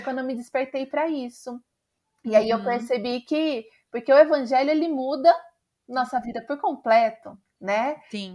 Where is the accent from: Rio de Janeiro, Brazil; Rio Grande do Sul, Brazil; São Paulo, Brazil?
São Paulo, Brazil; interior of; moved away as an adult; also born or lived in Contagem, Minas Gerais / Campinas; Eu sou do interior de São Paulo